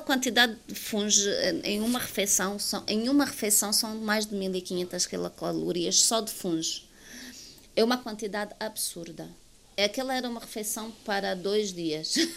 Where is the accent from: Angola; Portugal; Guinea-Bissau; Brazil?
Angola; eu vivo em Angola, sou angolana